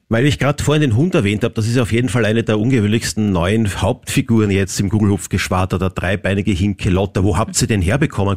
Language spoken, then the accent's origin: German; Vienna, Austria; für mich als Wiener